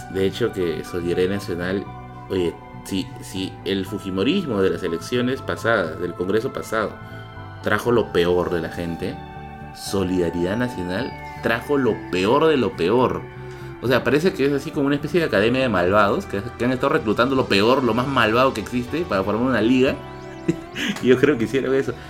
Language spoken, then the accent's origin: Spanish; Tacna, Peru; moved away; yo soy de Tacna, yo nacido en Tacna y voy a visitarla cada cierto tiempo.